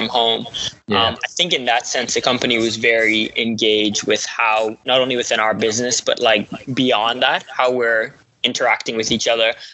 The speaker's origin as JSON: {"language": "English", "country": "Bahamas", "tie": "born or raised there", "moved": "yes", "lives_now": "Atlanta, United States", "said": "Originally grew up in the Bahamas, went to Georgia State University"}